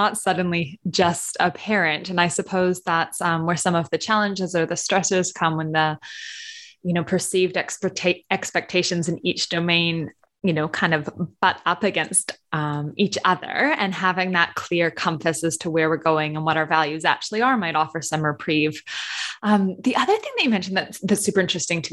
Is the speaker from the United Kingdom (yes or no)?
no; Canada; moved away; I'm originally Canadian